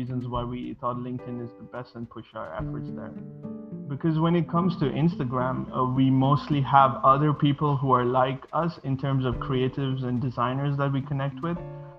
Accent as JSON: {"language": "English", "country": "Bahrain", "tie": "born or raised there", "also_born_or_lived": "Sri Lanka", "second_language": "English", "lives_now": "Malaysia", "said": "I'm originally from Sri Lanka, but I was born and raised in Bahrain, which is in the Middle East, and currently I'm located in Malaysia"}